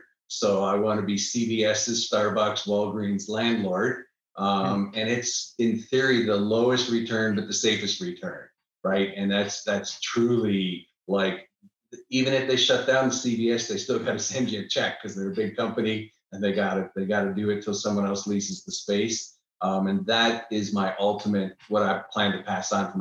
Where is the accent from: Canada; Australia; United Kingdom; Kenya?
Canada; Niagara Falls, Ontario; now in Austin, United States; I'm originally from Niagara Falls, Canada